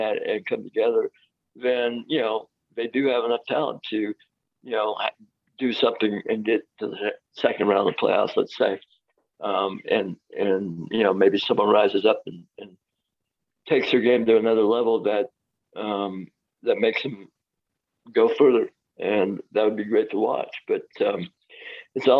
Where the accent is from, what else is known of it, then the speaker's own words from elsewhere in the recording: Indiana, United States; I'm from Indiana.